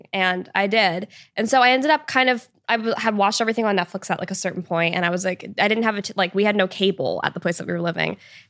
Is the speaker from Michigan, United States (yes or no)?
no; Washington, United States; now in Los Angeles, United States; and I grew up in Washington State. So like I should in theory be used to that, but I've totally gotten used to LA.